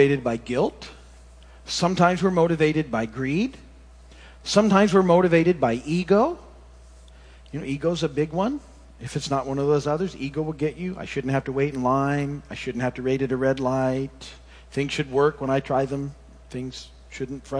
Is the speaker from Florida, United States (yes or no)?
no; Michigan, United States; moved away; when I was a kid growing up in Michigan